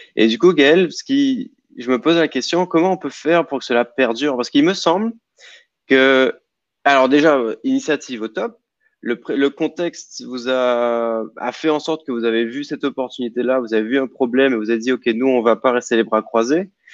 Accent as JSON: {"language": "French", "country": "Guadeloupe", "said": "chez nous en Guadeloupe"}